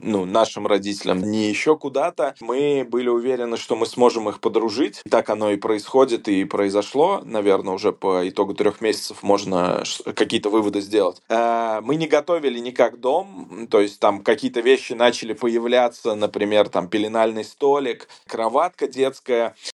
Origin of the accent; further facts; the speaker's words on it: Saratov, Saratov Oblast, Russia; moved away; я сам из Саратова